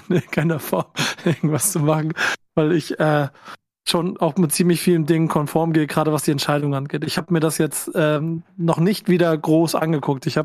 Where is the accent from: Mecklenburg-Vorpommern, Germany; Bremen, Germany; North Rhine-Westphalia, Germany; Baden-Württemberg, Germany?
Bremen, Germany; Für mich subjektiv als Bremer geht das klar an Bremen, das Ganze.